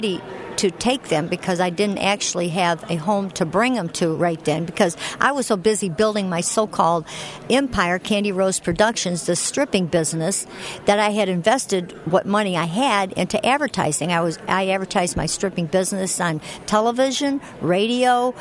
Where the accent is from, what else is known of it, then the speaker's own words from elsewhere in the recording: Chicago, Illinois, United States; I grew up in Chicago